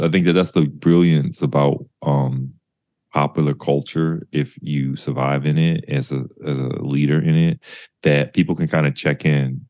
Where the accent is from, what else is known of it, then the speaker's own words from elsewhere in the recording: the South, United States; I'm not from New York, I'm from the South, and I was in the deep suburbs. Like I always say, I was buried in the suburbs growing up